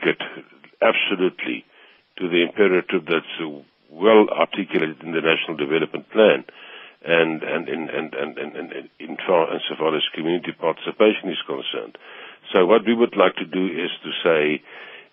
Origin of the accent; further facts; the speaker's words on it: South Africa; My pride is being South African